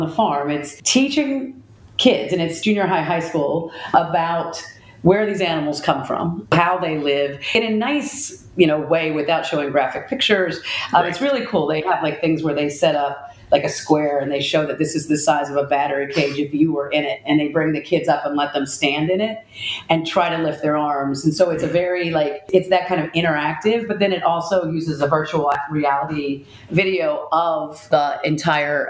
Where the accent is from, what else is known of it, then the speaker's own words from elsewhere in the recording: central West Virginia, United States; I actually grew up in West Virginia, central West Virginia